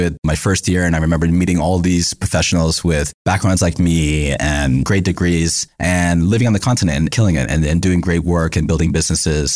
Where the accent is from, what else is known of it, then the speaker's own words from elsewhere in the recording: United States; being born and raised in America